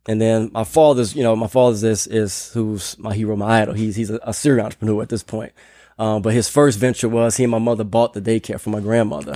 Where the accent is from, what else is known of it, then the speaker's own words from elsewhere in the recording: New Orleans, Louisiana, United States; moved away as an adult; also born or lived in Nashville / Philadelphia; now in Austin, United States; hometown is New Orleans, Louisiana. So, I'm proud New Orleanian. Uh, Grew up in the city